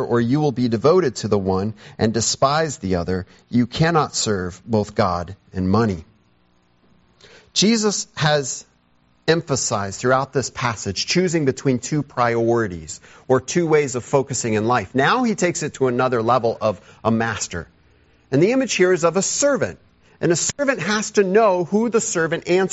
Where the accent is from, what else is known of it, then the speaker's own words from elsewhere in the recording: United States; as an American